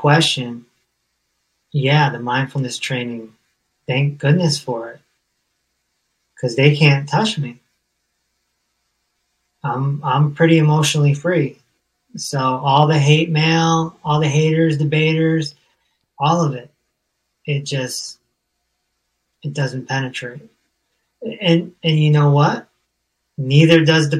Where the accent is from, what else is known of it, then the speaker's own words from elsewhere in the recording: Hartford, Connecticut, United States; I'm from Hartford, Connecticut.